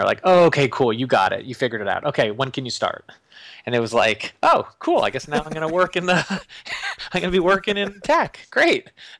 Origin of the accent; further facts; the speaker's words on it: California, United States; Went to Michigan. I grew up in Northern California. Went to Michigan for undergrad, and then I was living back in the Bay Area in San Francisco